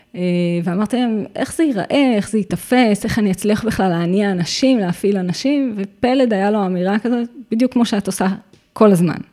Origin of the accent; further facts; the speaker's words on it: Givat Haim, Central District, Israel; אני נולדתי וגדלתי בגבעת חיים